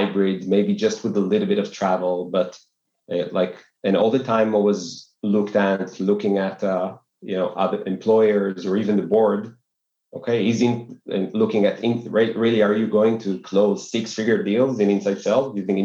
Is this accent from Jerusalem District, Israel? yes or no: no; Tel Aviv, Tel Aviv District, Israel; born and raised in Tel Aviv